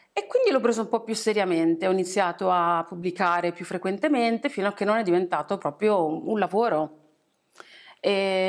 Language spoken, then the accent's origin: Italian; Italy; essendo nata e cresciuta in Italia